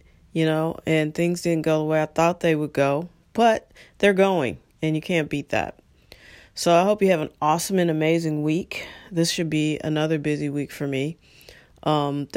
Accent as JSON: {"language": "English", "country": "United States"}